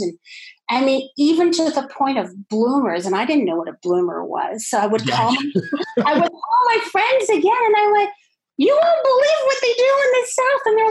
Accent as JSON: {"language": "English", "country": "Canada", "moved": "yes", "lives_now": "Germantown, United States", "said": "I'm originally from Canada."}